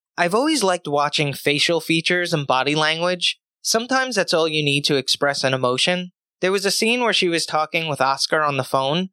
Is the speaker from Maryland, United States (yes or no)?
no; Long Island, New York, United States; Growing up on Long Island, we didn't really have diversity.